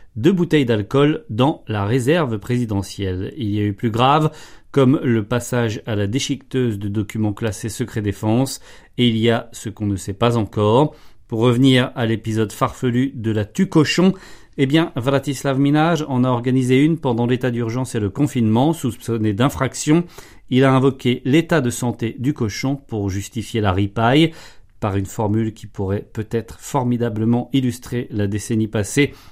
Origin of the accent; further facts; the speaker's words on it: DR Congo; now in Zambia; je viens de République démocratique du Congo